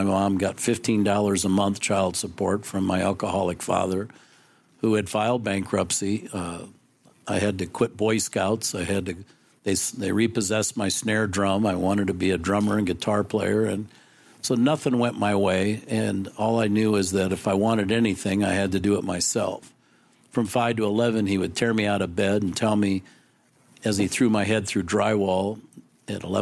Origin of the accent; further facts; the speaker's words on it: Council Bluffs, Iowa, United States; I was born in Council Bluffs, Iowa